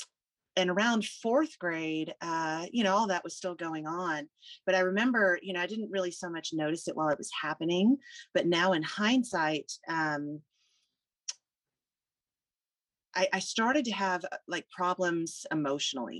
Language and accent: English; Houston, Texas, United States; also born or lived in Alabama; I was born in Alabama. My mother's from Texas and my father's from North Dakota. So none of us are from Alabama, but they just happened to be working there when I was born. And I spent my first 7 years there. My dad was transferred to the Houston area when I was 7. So I've been here ever since